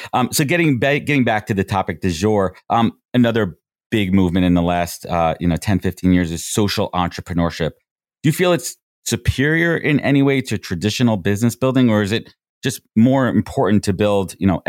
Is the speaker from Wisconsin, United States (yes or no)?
no; New York City, New York, United States; I grew up in Brooklyn and I have very fond memories.